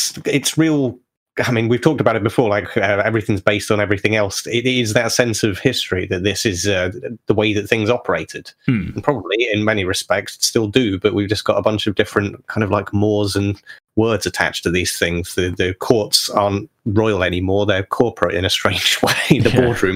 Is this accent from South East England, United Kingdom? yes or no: no; Yorkshire and the Humber, United Kingdom; As a kid growing up in Yorkshire